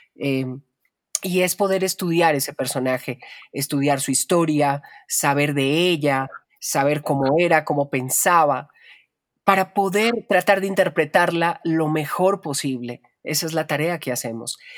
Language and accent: Spanish; Colombia; me desarrollé como locutora en mi país, en Colombia